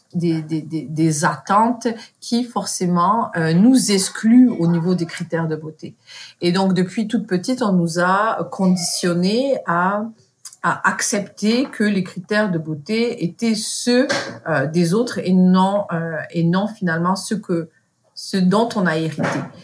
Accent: France; moved away as an adult; also born or lived in Morocco (ancestry); now in Montreal, Canada; Je suis marocaine d'origine, mais née en France

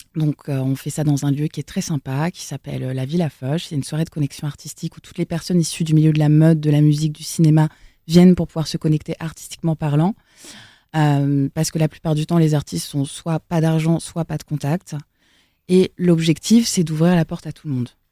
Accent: Elbeuf, Normandy, France; moved away; also born or lived in south-west France / Paris; je viens d'Elbeuf, mmh. là où j'ai euh, grandi, dans le 76, à côté de Rouen

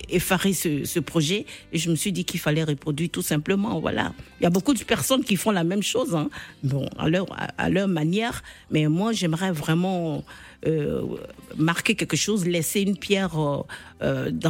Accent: Côte d’Ivoire; Vous pensez peut-être que la musique. Euh, ivoirienne, parce que je suis ivoirienne, évolue

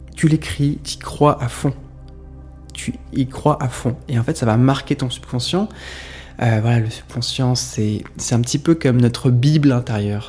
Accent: Saint-Pierre-de-Chandieu, Auvergne-Rhône-Alpes, France; un village qui s'appelle Saint-Pierre de Chandieu, c'est là où j'ai grandi, près de Lyon

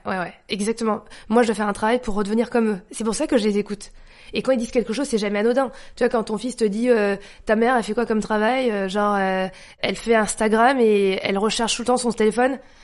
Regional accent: France; also born or lived in Paris 13th arrondissement (birth); Je suis née en France, ma mère a passé son temps à me rabâcher j'étais française. J'étais dans une école privée catho française, dans un bled français

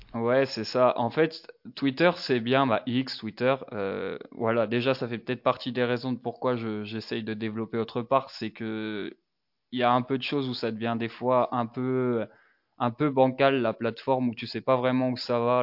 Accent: Dijon, Bourgogne-Franche-Comté, France; j'ai 23 ans, je viens de Dijon

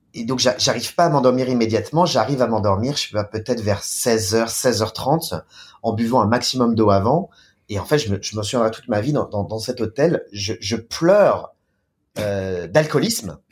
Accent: France; moved away as an adult; also born or lived in Beijing, China / Shanghai, China; now in China; en tant que Français, en tant que Latin

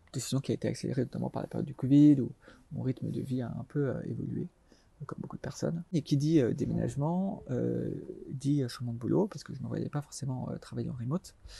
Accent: Alsace, Grand Est, France; moved away as an adult; also born or lived in Paris; je suis originaire d'Alsace

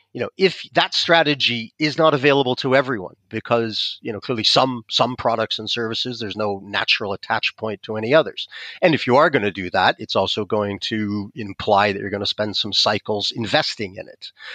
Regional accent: United States; accent: American; moved away as an adult; now in France; I'm American, you can probably tell from my accent

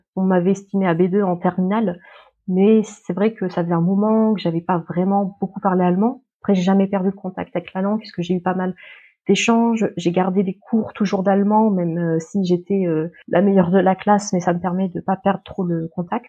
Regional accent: Paris region, Île-de-France, France; moved away as an adult; also born or lived in Le Mans, France; now in Hanover, Germany; je suis originaire de région parisienne

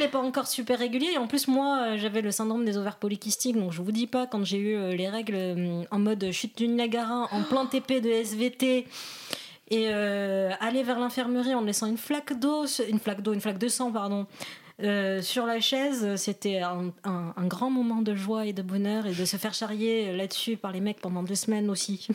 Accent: Morocco; je suis marocaine

